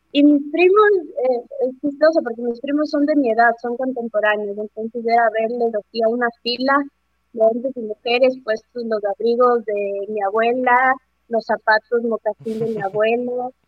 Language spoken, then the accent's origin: Spanish; Riobamba, Chimborazo, Ecuador; moved away; yo soy de Riobamba